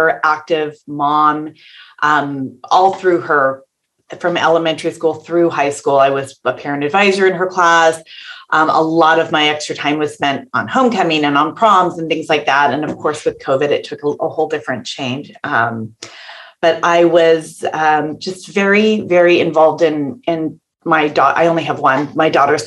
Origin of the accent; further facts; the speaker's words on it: just outside of San Francisco, Northern California, United States; I'm born and raised in California